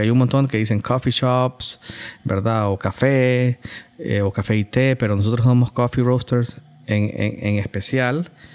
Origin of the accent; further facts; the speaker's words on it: Honduras; como hondureños